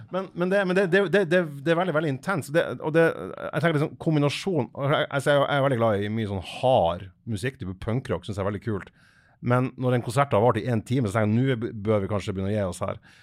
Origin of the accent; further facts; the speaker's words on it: Fauske, Nordland, Norway; jeg er fra Fauske i Nordland